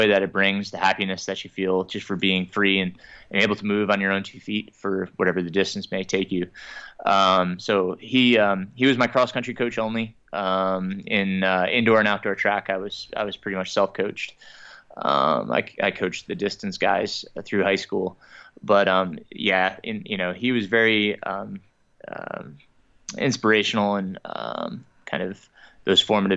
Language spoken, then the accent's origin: English; Middletown, New York, United States; I grew up in Middletown, New York